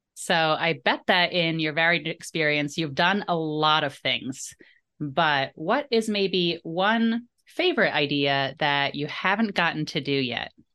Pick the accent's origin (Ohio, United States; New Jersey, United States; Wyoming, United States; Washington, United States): New Jersey, United States; Jersey Shore; I grew up on the Jersey Shore